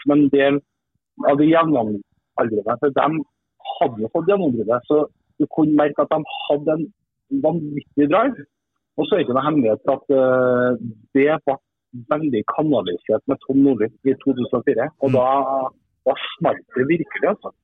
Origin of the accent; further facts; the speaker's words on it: Trondheim, Trøndelag, Norway; moved away as an adult; also born or lived in Sweden / Kristiansand; bodde jeg hjemme i Trondheim da, i noen måneder.